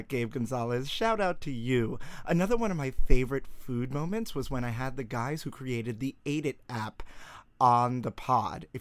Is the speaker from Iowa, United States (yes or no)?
no; New York City, New York, United States; I grew up in Brooklyn.